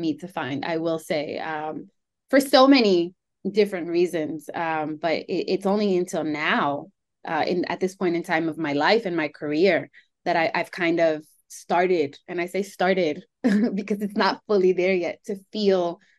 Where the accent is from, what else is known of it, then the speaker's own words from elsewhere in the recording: New York City, New York, United States; I can never really feel grounded in just Colombian or just Greek or just even Latina. It's more so, I'm a New Yorker